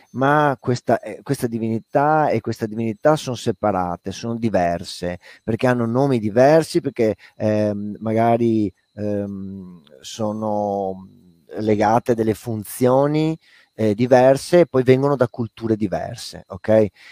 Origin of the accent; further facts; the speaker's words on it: Padua, Veneto, Italy; moved away as an adult; also born or lived in Lazio; io sono nato e vissuto a Padova, eh, però non parlo a dialetto veneto, i miei non han mai parlato perché non son veneti